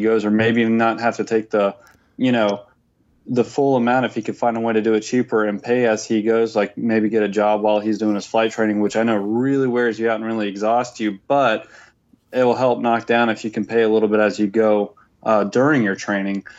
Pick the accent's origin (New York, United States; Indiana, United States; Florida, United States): Florida, United States; growing up in Florida